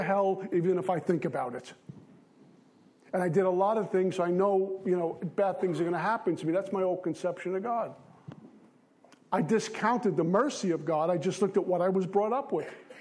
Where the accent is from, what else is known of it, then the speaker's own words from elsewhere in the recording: New York City, New York, United States; I grew up in Bensonhurst, Brooklyn